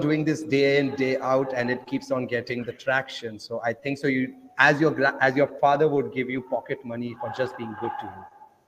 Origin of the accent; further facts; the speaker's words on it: India; English is a second language; now in Kenya; I'm from India, and I'm traveling 40 countries in 400 days by just using Bitcoin.